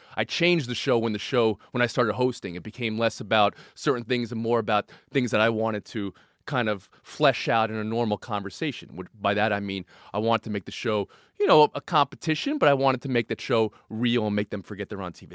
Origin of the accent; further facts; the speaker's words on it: New York, United States; also born or lived in New Jersey; I grew up in New York and New Jersey